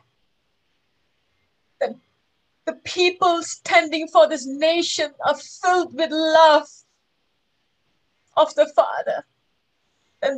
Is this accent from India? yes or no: no; Malaysia; we are Malaysian